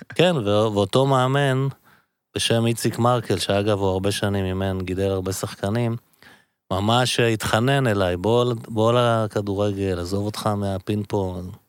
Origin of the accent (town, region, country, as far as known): Givatayim, Tel Aviv District, Israel; born or raised there